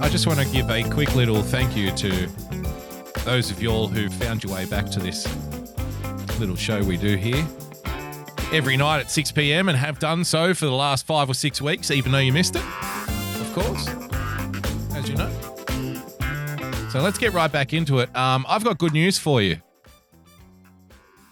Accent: New South Wales, Australia; my home state of New South Wales, the greatest state in Australia

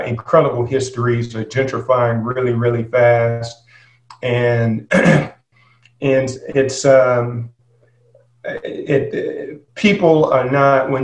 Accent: Durham, North Carolina, United States; moved away; I was born and raised in Durham, North Carolina

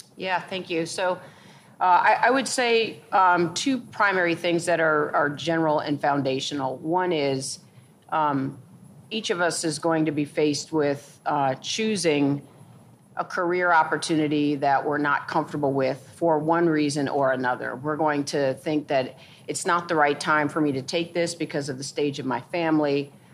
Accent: St. Louis, Missouri, United States; moved away as an adult; also born or lived in New York; I grew up in St. Louis, Missouri

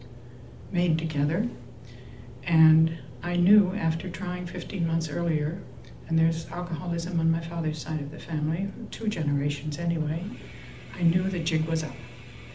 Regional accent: Cambridge, Massachusetts, United States; Cambridge Hospital, which is my hometown

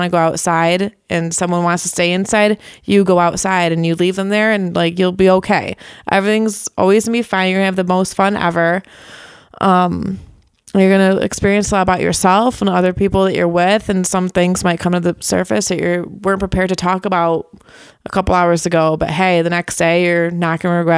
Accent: Greece, New York, United States; Yeah, Greece.

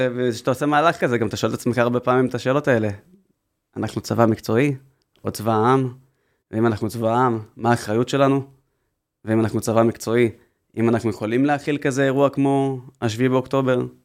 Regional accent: Haifa, Haifa District, Israel; גדלתי בחיפה

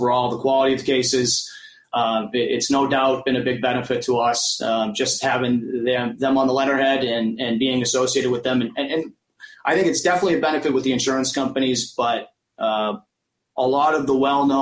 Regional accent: Millbury, Massachusetts, United States; also born or lived in Boston, Massachusetts; I grew up in Millbury, a small little town outside of Worcester

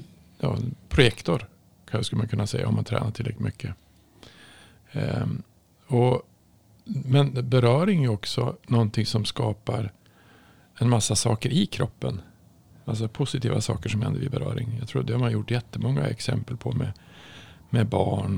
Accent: Norrland, Sweden; jag kommer från Norrland

